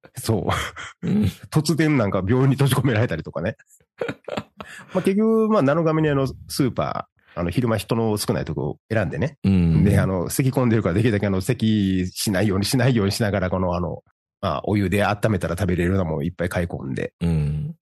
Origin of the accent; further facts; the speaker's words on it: Osaka, Japan; もともと大阪の京橋っていうところに、あの、生まれ育ってる